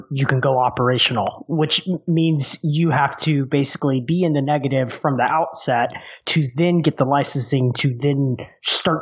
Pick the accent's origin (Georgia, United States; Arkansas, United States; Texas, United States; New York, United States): Texas, United States; I'm from Texas